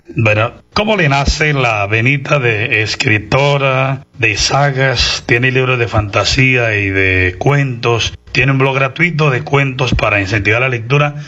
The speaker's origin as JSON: {"language": "Spanish", "region": "Santander", "country": "Colombia", "said": "me siento orgulloso como santandereano"}